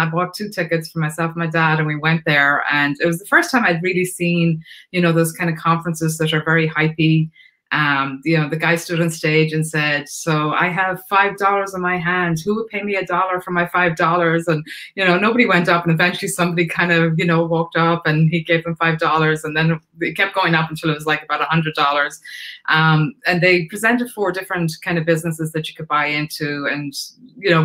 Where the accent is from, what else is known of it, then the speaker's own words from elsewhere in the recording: Ireland; moved away as an adult; now in United States; I'm Irish. So I came from Ireland. I came over here in 1989